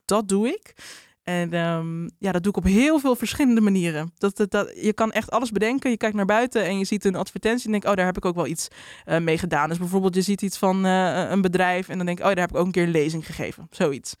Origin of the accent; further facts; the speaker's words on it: Drenthe, Netherlands; moved away as an adult; also born or lived in Amsterdam; now in Randstad, Netherlands; Ik kom uit Drenthe